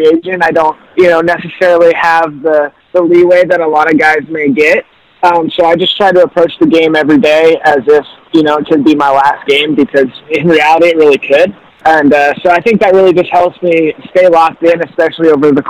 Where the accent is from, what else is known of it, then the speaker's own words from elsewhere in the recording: Boise, Idaho, United States; I'm from Boise, Idaho originally